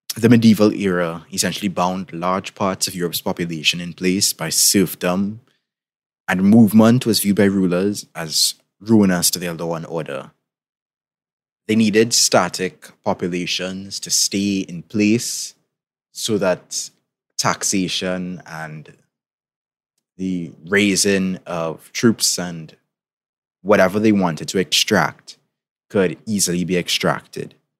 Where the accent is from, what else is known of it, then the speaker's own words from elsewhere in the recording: Trinidad & Tobago; in case you couldn't tell by my accent, I'm from the Caribbean, particularly from Trinidad and Tobago